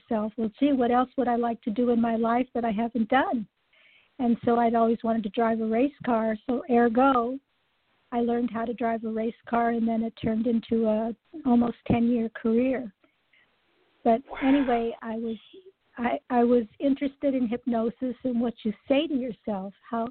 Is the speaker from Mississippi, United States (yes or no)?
no; Los Angeles, California, United States; I grew up in Los Angeles and the heart of Hollywood